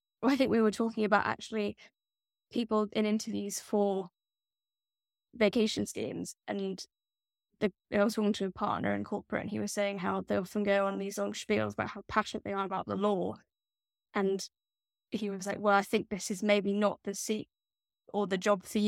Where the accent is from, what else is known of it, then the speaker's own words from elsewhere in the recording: Scotland, United Kingdom; but that makes because I'm Scottish.